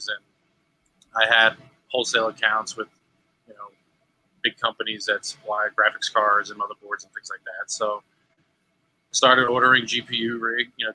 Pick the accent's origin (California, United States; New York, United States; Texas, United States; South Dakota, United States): New York, United States; I'm from New York